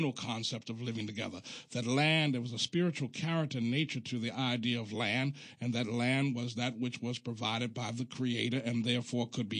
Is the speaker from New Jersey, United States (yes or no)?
no; Baltimore, Maryland, United States; I'm from Baltimore, even though we on my block, there was always a communal aspect